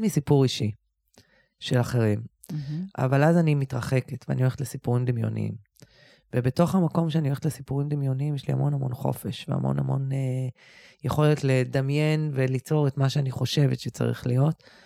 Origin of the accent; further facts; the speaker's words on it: Bat Yam, Tel Aviv District, Israel; אני גם גדלתי בבת ים